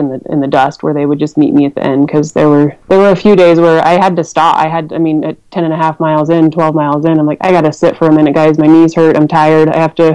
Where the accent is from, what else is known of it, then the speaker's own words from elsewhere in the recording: Rifle, Colorado, United States; Rifle, my hometown